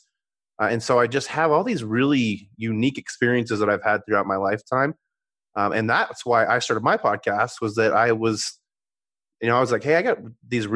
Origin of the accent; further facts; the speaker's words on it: Colorado, United States; I'm a Colorado native, born and raised in Colorado